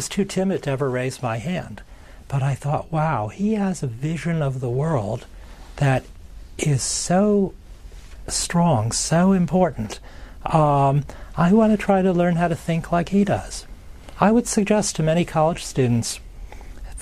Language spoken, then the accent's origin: English; Chicago, Illinois, United States; I grew up in the great city of Chicago under the reign of the late Mayor Richard J. Daley.